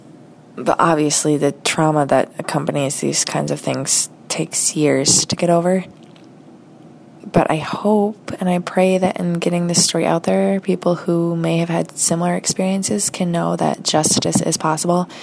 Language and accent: English; United States; from the United States